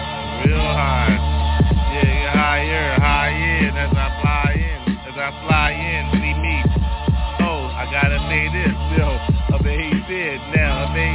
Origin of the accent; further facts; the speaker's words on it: Philadelphia, Pennsylvania, United States; Motherfucker, I'm straight from South Philly.